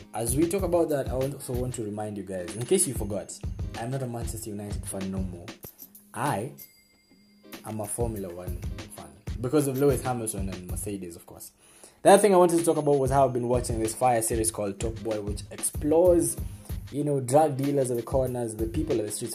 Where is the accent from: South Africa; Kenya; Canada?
Kenya; As Kenyan men